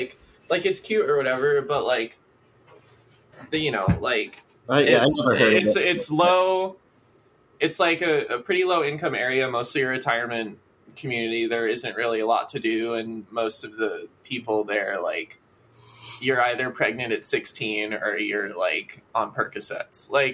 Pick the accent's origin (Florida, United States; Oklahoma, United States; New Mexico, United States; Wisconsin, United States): Florida, United States; Stuart; Well, I come from a place called Stewart. Which is in Southeast Florida